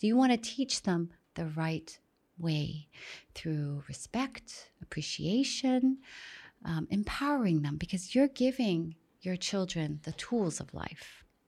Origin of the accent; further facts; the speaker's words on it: Saudi Arabia; moved away as an adult; also born or lived in Miami; growing up in Saudi, extremely sheltered